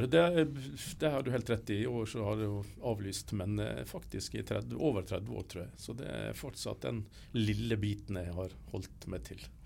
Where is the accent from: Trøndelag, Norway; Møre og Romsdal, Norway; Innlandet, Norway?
Møre og Romsdal, Norway; Ørsta; moved away; Jeg er opprinnelig sunnmøring, men, eh, og fra Ørsta på Sunnmøre. Men eh, jeg flytta jo ut der for 1000 år siden nesten, så jeg har bodd mye lenger vekk fra Sunnmøre enn på Sunnmøre.